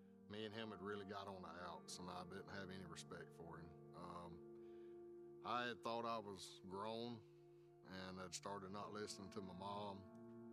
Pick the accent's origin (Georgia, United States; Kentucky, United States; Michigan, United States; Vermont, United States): Georgia, United States; South; Growing up in South Georgia